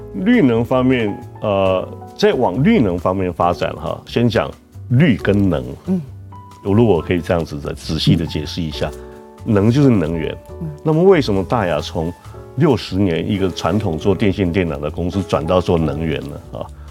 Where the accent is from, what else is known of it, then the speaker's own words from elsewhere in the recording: Tainan, Taiwan; also born or lived in United States; 我是一个从小在台南长大的台南囡仔